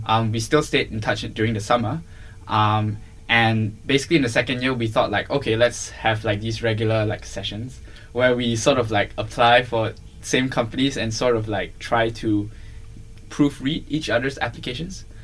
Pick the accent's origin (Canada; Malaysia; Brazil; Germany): Malaysia; moved away as an adult; also born or lived in Singapore; I'm originally from Malaysia.